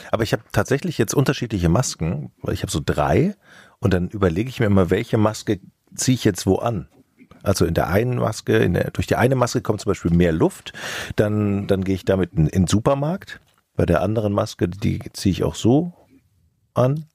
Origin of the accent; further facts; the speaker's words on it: Rhineland, Germany; als gebürtiger Rheinländer